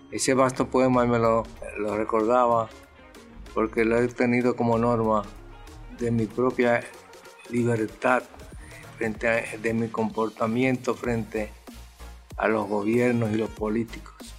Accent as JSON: {"language": "Spanish", "area": "San Carlos", "region": "Distrito Nacional", "country": "Dominican Republic", "tie": "born or raised there", "also_born_or_lived": "Azua", "said": "Yo me crié, en nací en San Carlos"}